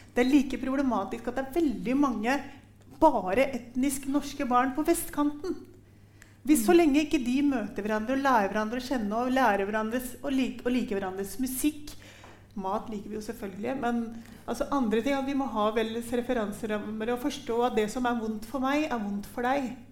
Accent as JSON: {"language": "Norwegian", "country": "Norway", "said": "dette er Norge, og vi er nordmenn"}